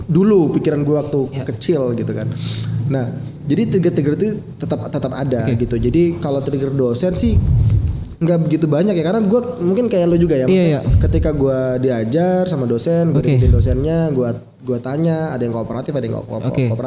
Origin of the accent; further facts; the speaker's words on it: Kalimantan, Indonesia; gue ketika SMA, gue dari Kalimantan.